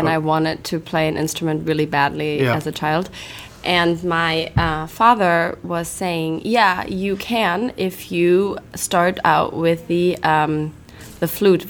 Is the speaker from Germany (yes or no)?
yes; Cologne, North Rhine-Westphalia, Germany; now in United States; Cologne. I was born and raised in Germany